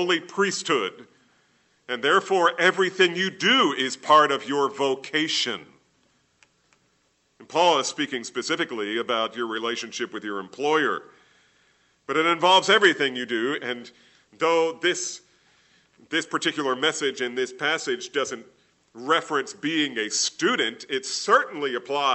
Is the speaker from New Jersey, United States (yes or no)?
yes; New Jersey, United States; I grew up in New Jersey